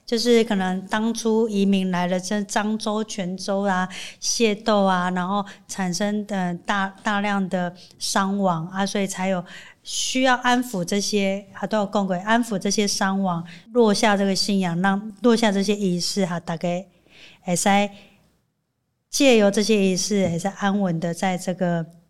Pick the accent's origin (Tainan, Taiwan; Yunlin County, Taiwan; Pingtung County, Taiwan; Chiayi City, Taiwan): Chiayi City, Taiwan; Chiayi; 对我们嘉义人来说